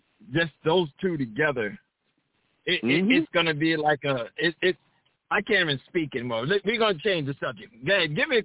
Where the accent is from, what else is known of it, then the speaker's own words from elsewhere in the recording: New York, United States; also born or lived in Riverside area, California; now in Riverside, United States; I'm from New York, but I'm in California just like you. If you're in Long Beach, I'm in the Riverside area.